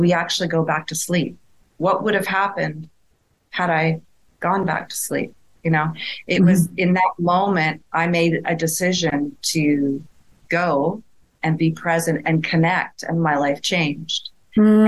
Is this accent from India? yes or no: no; Sherwood Park, Alberta, Canada; moved away as an adult; also born or lived in Edmonton, Alberta; now in Lisbon, Portugal; I'm a girl from Edmonton, Alberta. Well, I actually grew up in Sherwood Park, Alberta, the world's largest hamlet.